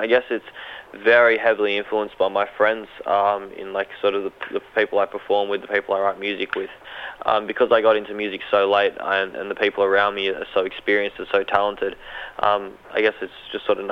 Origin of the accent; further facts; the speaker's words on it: Sydney, New South Wales, Australia; also born or lived in Melbourne; I was born in Melbourne and raised in Sydney. My parents are Egyptian